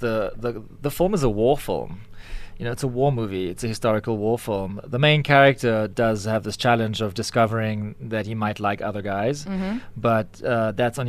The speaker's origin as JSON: {"language": "English", "country": "South Africa", "said": "We're South African"}